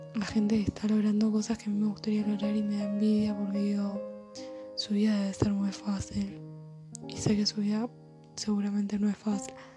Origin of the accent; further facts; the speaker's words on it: Buenos Aires, Argentina; nací en Buenos Aires, que vivo en Argentina